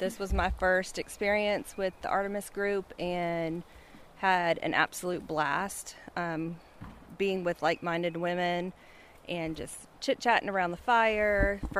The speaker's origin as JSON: {"language": "English", "town": "Moncks Corner", "region": "South Carolina", "country": "United States", "said": "I'm from Monk's Corner, South Carolina."}